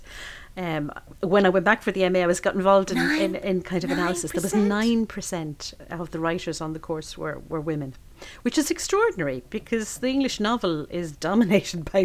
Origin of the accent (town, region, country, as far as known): Kilkenny, Leinster, Ireland; born or raised there